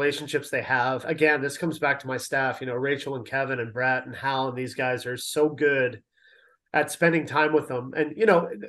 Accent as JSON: {"language": "English", "town": "London", "region": "Ontario", "country": "Canada", "tie": "born or raised there", "also_born_or_lived": "Toronto", "moved": "yes", "said": "I'm a Canadian. I'm from Toronto, grew up in London."}